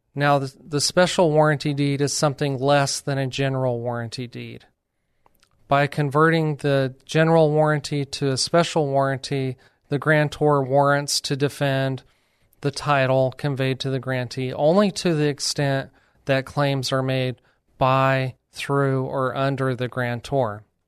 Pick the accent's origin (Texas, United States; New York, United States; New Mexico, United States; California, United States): New Mexico, United States; moved away as an adult; now in San Antonio, United States; I'm from New Mexico